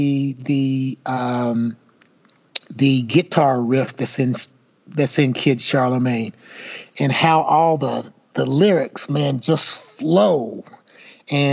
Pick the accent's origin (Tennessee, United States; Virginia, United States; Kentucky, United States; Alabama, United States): Kentucky, United States; Elizabethtown; two small town guys growing up in Elizabethtown, Kentucky